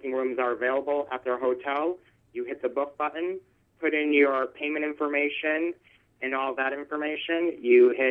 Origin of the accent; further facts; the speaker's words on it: Manchester, New Hampshire, United States; moved away as an adult; now in Lake Forest, United States; I was actually born and raised in Manchester, New Hampshire